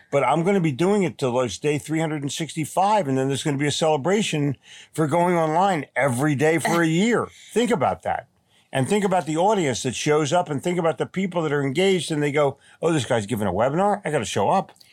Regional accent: Philadelphia, Pennsylvania, United States; born or raised there; also born or lived in Atlantic City, New Jersey / New York City; now in Charlotte, United States

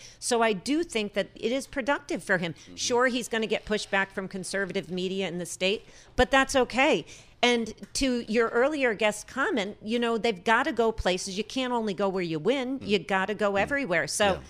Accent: New England, United States; Okay, I did say Missouri, and I am from New England, so there's that.

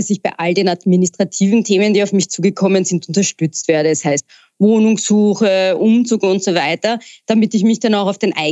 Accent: Austria; als bei uns in Österreich, wo äh, rund 70 Prozent des Handels über die traditionellen Tabakfachgeschäfte läuft

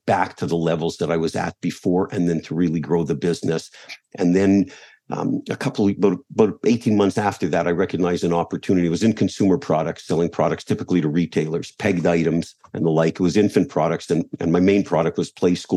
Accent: Montreal, Quebec, Canada; moved away; as a kid growing up in Montreal

